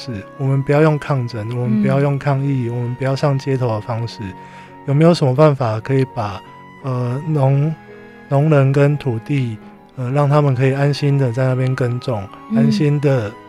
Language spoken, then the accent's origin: Chinese; Taiwan; 那我希望这个东西可以带给。呃，我们台湾人一个新的素食的选择。